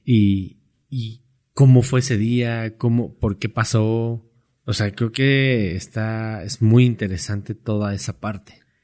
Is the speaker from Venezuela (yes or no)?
no; Mexico; como mexicanos